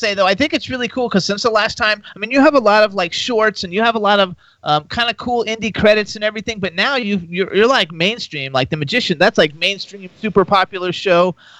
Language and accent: English; Florida, United States; Actually, I'm from Florida.